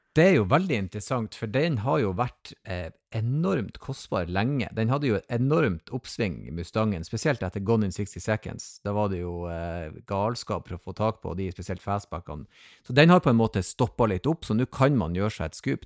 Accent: Northern Norway, Norway; jeg er si, alibi fra Nord-Norge her oppe

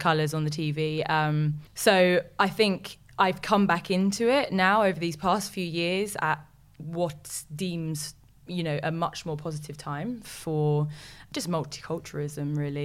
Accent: London, United Kingdom; I am from West London, born and bred, and I've lived there all my life

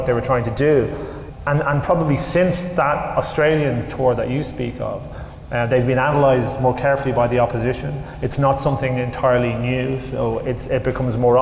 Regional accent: Ireland; from an Irish perspective

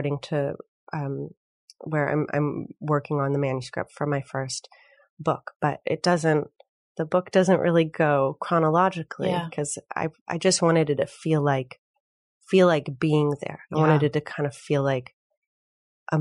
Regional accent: Minneapolis, Minnesota, United States; also born or lived in Chicago; now in Los Angeles, United States; I'm from Minneapolis

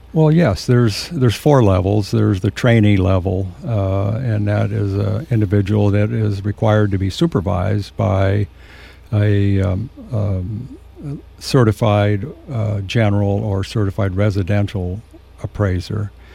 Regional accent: San Luis Obispo, California, United States; also born or lived in San Diego / Nipomo; I was born and raised in San Luis Obispo

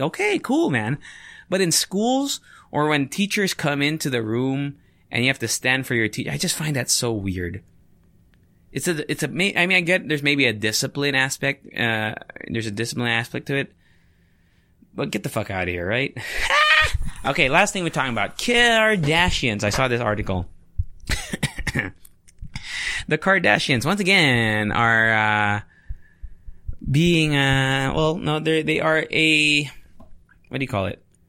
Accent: Philippines

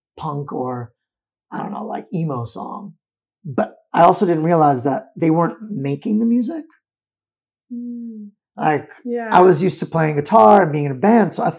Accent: New York City, New York, United States; moved away as an adult; now in Berlin, Germany; in New York City, growing up in New York City

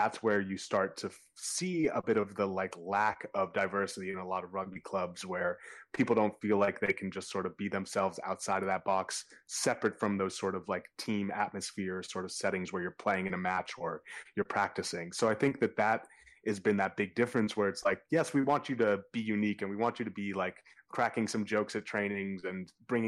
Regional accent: Boston, Massachusetts, United States; growing up in Boston

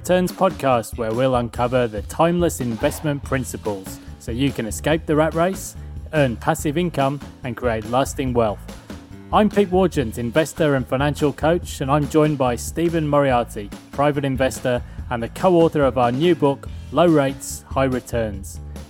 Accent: Yorkshire and the Humber, United Kingdom; So I grew up in South Yorkshire, and obviously the most famous sportsman was Jeff Boycott.

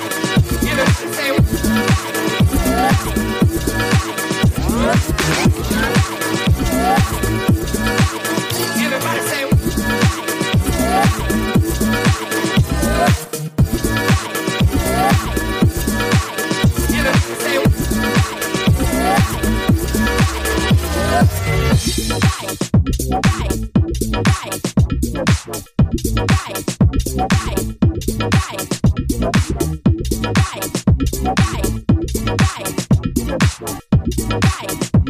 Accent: Philadelphia, Pennsylvania, United States; accent: Philadelphia; also born or lived in New York; my hometown of Philadelphia

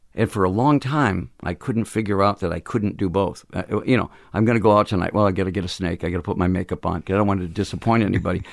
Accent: Phoenix, Arizona, United States; We're from Phoenix

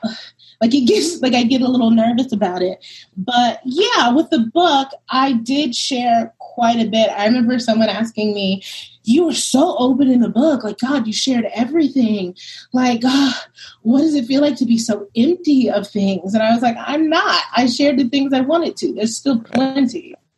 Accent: New York City, New York, United States; also born or lived in Brooklyn; I'm from Brooklyn originally, grew up in Harlem

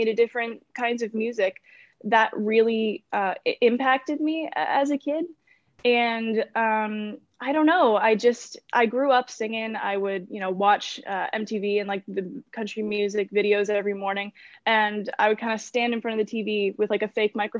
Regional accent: Kingston, Ontario, Canada; I was born in Kingston, Ontario. I live just a few minutes outside of it.

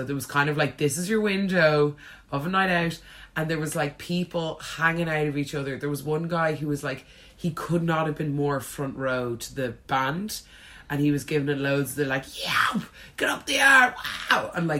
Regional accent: Ireland; now in London, United Kingdom; the parade is just a great way for us all to celebrate being Irish.

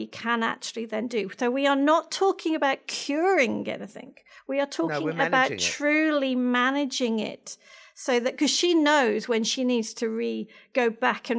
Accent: near Birmingham, West Midlands, United Kingdom; now in Australia; I was born in England. I've got one older sister. So I'm the youngest of two. So near Birmingham, right in the middle, right slap bang in the middle

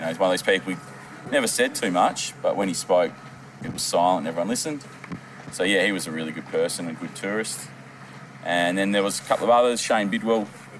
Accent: Bunbury, Western Australia, Australia; from being a young bloke growing up in Bunbury

